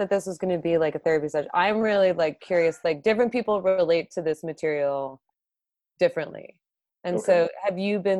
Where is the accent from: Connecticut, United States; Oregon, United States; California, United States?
California, United States; also born or lived in North Carolina; I am of the South, even though I was born and raised in California